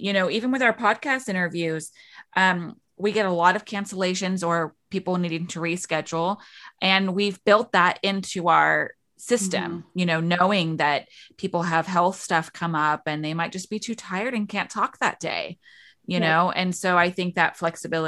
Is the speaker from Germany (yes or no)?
no; England, United Kingdom; now in Kansas, United States; I grew up in England and I live in Kansas